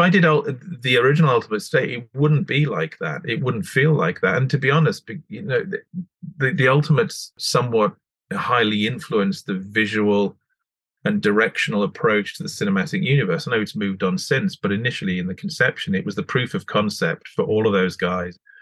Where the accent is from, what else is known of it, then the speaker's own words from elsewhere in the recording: the Scottish Borders, Scotland, United Kingdom; I grew up on the Scottish borders